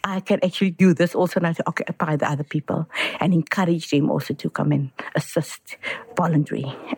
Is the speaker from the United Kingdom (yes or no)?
no; Cape Town, Western Cape, South Africa; I'm from Steenberg.